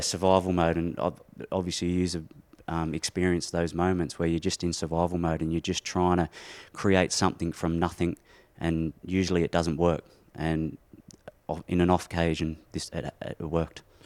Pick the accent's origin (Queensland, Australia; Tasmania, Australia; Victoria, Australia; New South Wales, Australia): New South Wales, Australia; Windsor; moved away as an adult; We're both from Windsor.